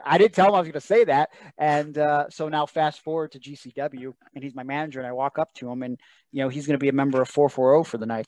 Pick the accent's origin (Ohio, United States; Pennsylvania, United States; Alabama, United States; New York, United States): Ohio, United States; Cleveland; I'm from Cleveland